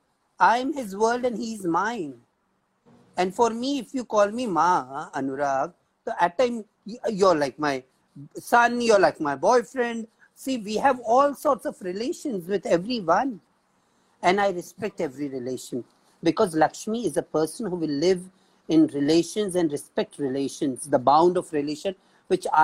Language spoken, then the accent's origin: English; India; And as an Indian